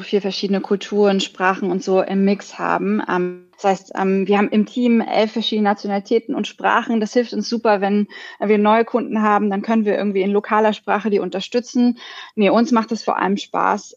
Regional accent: Berlin, Germany; moved away as an adult; now in Singapore; ich bin eigentlich Berlinerin

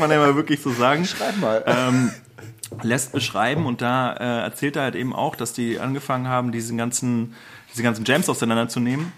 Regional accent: Berlin, Germany; ich habe ja selber in Prenzlauer Berg gewohnt

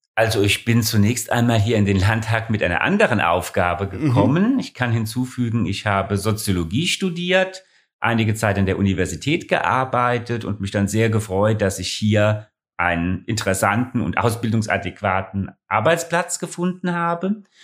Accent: Ingelheim, Rhineland-Palatinate, Germany; moved away as an adult; now in Hesse, Germany; Ursprünglich stamme ich aber aus Ingelheim, hier ganz in der Nähe von Mainz.

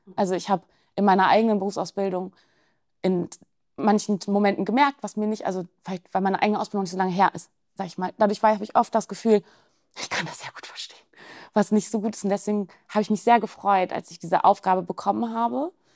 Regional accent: Germany; bei uns in Deutschland

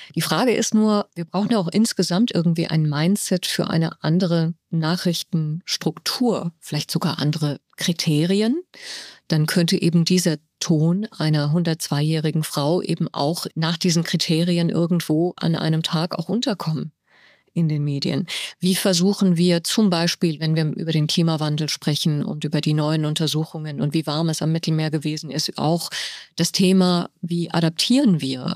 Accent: Germany; moved away as an adult; also born or lived in Tehran, Iran; now in Cairo, Egypt; ich aufgewachsen bin in Deutschland

